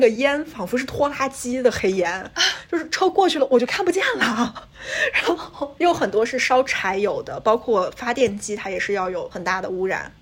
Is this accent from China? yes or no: yes; China; now in United States; 我们作为这个中国留学生群体来说